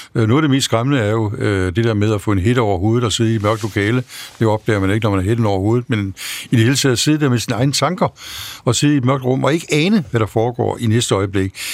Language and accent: Danish; Denmark; jeg var dansker